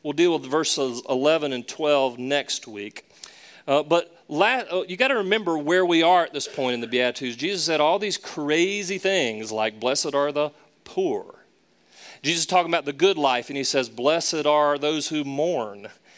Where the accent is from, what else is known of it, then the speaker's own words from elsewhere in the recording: the South, United States; Now, of course, I talk funny too. I'm from the South. I say, hey, y'all, and things like that.